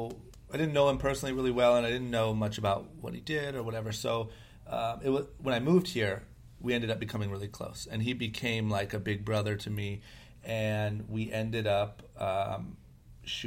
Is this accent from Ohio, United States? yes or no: yes; Akron, Ohio, United States; moved away as an adult; now in Los Angeles, United States; I'm from Akron, Ohio, grew up skateboarding